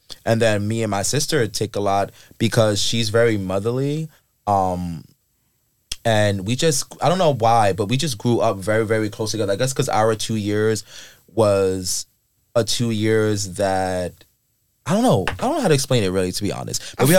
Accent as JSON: {"language": "English", "town": "Queens", "region": "New York", "country": "United States", "tie": "born or raised there", "said": "I grew up in the Queens, well, they call it Shadyville, if anyone knows."}